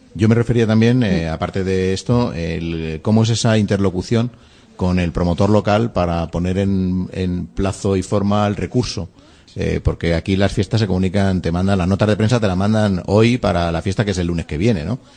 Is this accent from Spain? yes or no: yes; Spain; en un país tan territorialista como el nuestro